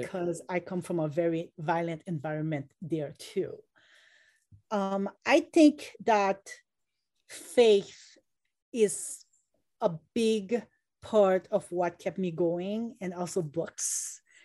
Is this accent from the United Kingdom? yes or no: no; Haiti; now in United States; When I was growing up in Haiti